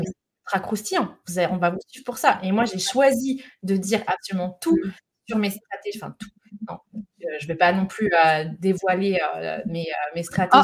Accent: Lyon, Auvergne-Rhône-Alpes, France; je suis lyonnaise

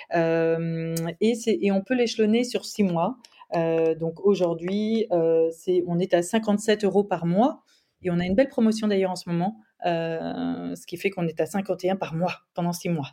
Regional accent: France; moved away; j'ai vécu longtemps à l'étranger, donc euh, vraiment j'ai mesuré cette chance-là quand on est français

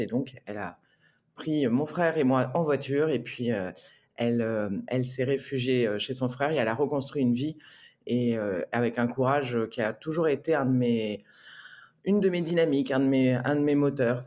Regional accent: Marseille, Provence-Alpes-Côte d'Azur, France; moved away as an adult; also born or lived in Rome; now in Bordeaux, France; je suis arrivée à Marseille, donc j'avais 18 mois. J'ai quitté Marseille à 18 ans.

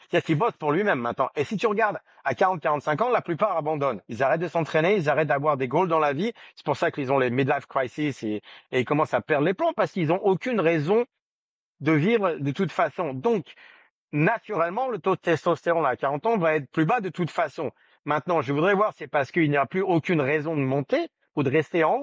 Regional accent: France; Je suis né en France, j'ai grandi en France.

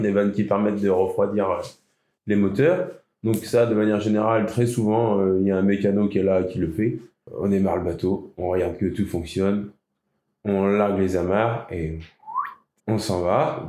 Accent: La Cotinière, Nouvelle-Aquitaine, France; J'ai grandi à la Cotinière.

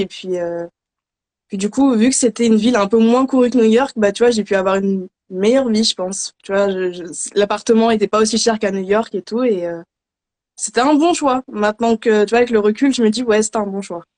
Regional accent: Paris region, Île-de-France, France; also born or lived in Philadelphia, United States; je suis de région parisienne

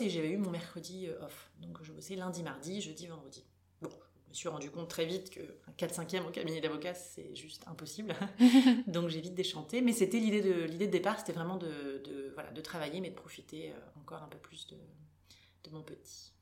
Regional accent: Bordeaux, Nouvelle-Aquitaine, France; moved away as an adult; now in Luxembourg, Luxembourg; je suis bordelaise d'origine

